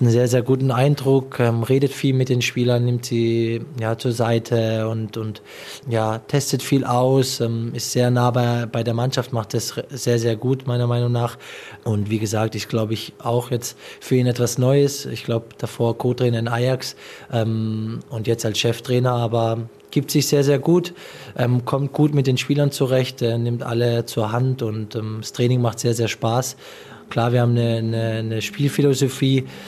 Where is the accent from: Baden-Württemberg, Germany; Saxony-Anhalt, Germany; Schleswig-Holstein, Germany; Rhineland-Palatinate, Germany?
Baden-Württemberg, Germany; Pforzheim; hier ist meine Heimat. Jeder, der mich kennt, jeder, der weiß, woher ich komme. Pforzheim ist ähm, ja ein Katzensprung von hier